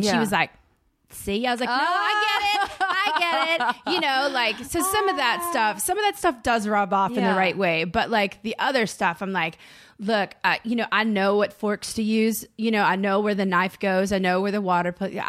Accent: the South, United States; And that's a lot of like even growing up in the South when you're like, I'm out of here.

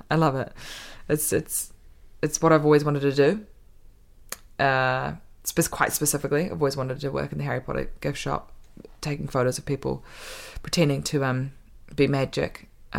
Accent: New Zealand; born there; I haven't known anything but LAM since I was born, right? I was born in New Zealand, okay? Like, New Zealand is LAM.

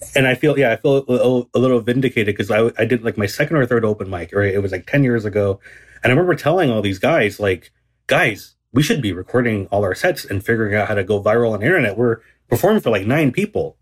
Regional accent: Garden Grove, California, United States; I grew up in, um, Garden Grove, which is in Southern California

